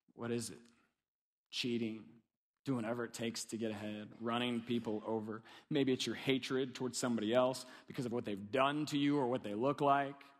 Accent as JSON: {"language": "English", "region": "Kentucky", "country": "United States", "said": "I'm from Kentucky."}